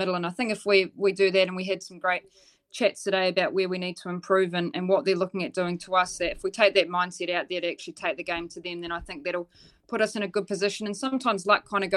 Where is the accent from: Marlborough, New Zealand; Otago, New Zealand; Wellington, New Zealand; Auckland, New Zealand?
Otago, New Zealand; Dunedin; I'm from Dunedin